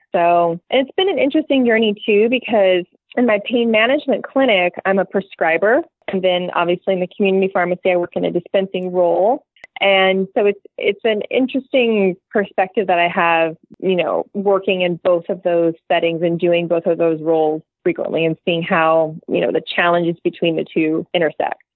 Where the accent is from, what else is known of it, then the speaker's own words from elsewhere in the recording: California, United States; I'm from California